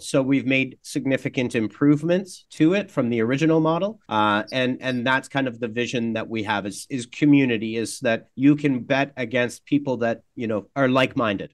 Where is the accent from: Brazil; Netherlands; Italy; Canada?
Canada; I'm Canadian, and as a Canadian